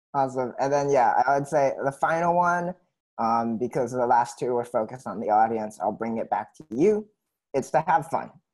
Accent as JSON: {"language": "English", "area": "Oahu", "region": "Hawaii", "country": "United States", "tie": "born or raised there", "said": "And then growing up on Oahu"}